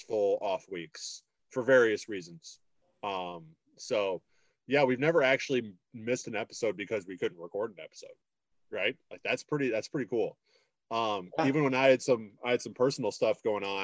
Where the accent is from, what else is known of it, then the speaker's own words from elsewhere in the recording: Illinois, United States; also born or lived in Minnesota; now in Duluth, United States; I'm from Illinois